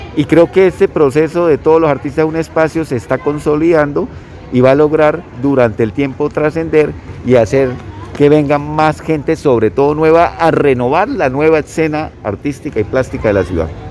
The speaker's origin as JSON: {"language": "Spanish", "country": "Colombia", "said": "Nosotros somos eh, los colombianos"}